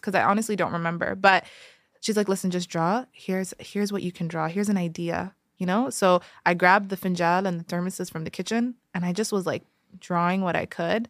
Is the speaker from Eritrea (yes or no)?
yes; Eritrea; I'm from Eritrea.